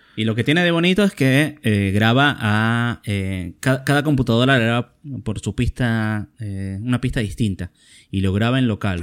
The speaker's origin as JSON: {"language": "Spanish", "country": "Argentina", "said": "como argentino"}